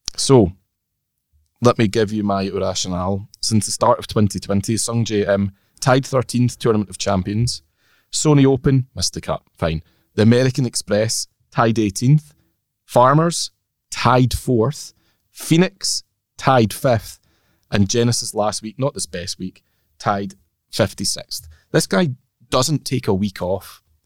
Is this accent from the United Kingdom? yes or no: yes; Orkney, Scotland, United Kingdom; I'm from Orkney